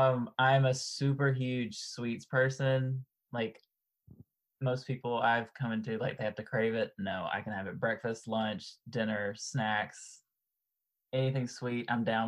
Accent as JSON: {"language": "English", "country": "United States", "tie": "born or raised there", "said": "But, you know, growing up in America, it's football, basketball, baseball."}